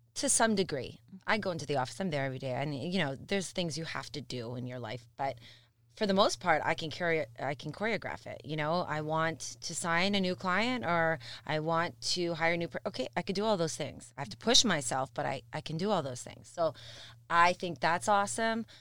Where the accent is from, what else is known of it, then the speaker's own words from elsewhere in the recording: Mississauga, Ontario, Canada; I have a soft spot for Missus Saga. It's my hometown.